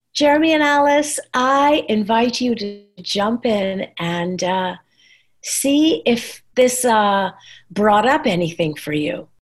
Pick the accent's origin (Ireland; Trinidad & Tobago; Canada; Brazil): Trinidad & Tobago; moved away as an adult; also born or lived in New York, United States; now in Texas, United States; I came to this country when I was 21 and I said, I'm Trinidadian